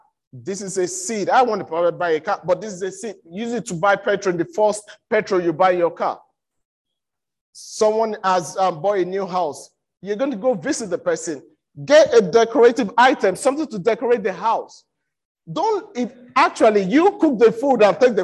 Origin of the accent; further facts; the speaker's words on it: Nigeria; I'm from Nigeria. I'm a Yoruba boy